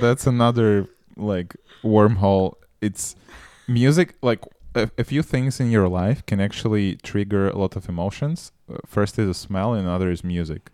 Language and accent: English; Moldova; moved away; also born or lived in Russia; I grew up in Moldova